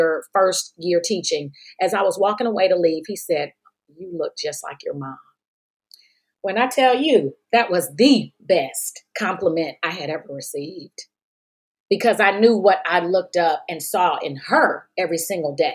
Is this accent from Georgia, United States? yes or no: yes; Georgia, United States; accent: drawl; also born or lived in Texas; my dad being in Georgia, that's where I got this little drawl from. I know I do have that drawl.